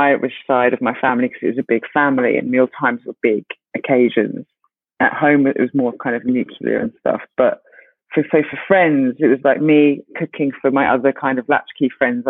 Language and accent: English; Ghana; Specifically, my concern was Ghana because I'm Ghanaian.